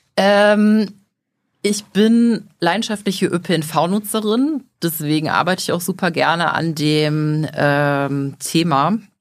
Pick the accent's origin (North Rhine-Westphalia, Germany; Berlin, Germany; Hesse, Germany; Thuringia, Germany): North Rhine-Westphalia, Germany; Leverkusen; also born or lived in Düsseldorf; Ich bin geboren und aufgewachsen in Leverkusen